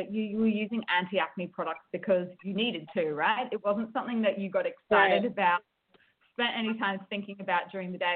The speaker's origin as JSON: {"language": "English", "country": "Australia", "also_born_or_lived": "United States", "accent": "Australian", "moved": "as an adult", "lives_now": "Seoul, South Korea", "said": "I'm an Australian living in Seoul, South Korea"}